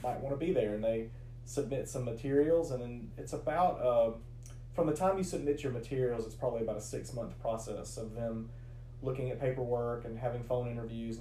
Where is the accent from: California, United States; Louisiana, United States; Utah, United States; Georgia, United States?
Georgia, United States; Rome; also born or lived in Great Falls, Virginia; now in LaGrange, United States; I'm originally from Rome, Georgia